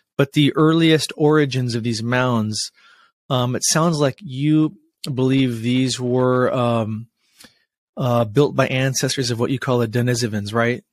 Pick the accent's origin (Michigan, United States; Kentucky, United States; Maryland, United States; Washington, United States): Washington, United States; Washington State. That's my home state here